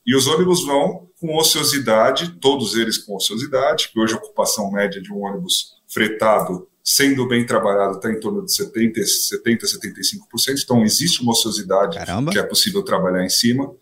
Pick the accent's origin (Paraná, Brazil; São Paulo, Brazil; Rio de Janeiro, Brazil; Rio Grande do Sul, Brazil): São Paulo, Brazil; sou de São Paulo, vivo em São Paulo